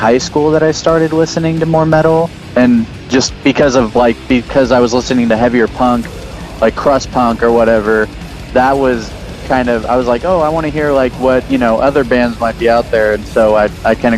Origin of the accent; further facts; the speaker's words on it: San Jose, California, United States; also born or lived in Oakland; I was born and raised there, and I moved to Oakland when I was 21, and then I moved back when I was 25. I've mostly been in San Jose.